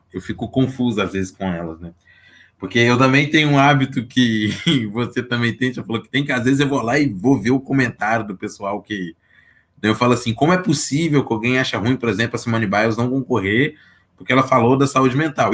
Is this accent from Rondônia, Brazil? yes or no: no; Belo Horizonte, Minas Gerais, Brazil; Sou aqui de Belo Horizonte